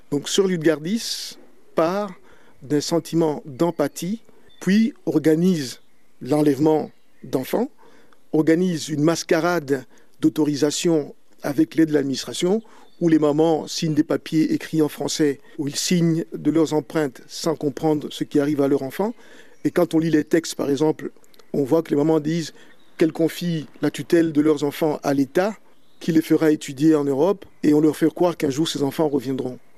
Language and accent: French; Belgium; Euh, je suis belge euh, d'origine congolaise. Je vis en Belgique depuis 1979.